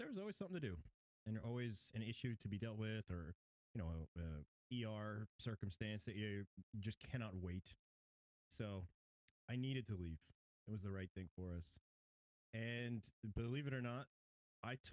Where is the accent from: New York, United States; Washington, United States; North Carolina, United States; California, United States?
New York, United States; now in Georgia, United States; I grew up in New York. Born and raised in New York. Moved down to Georgia in 2006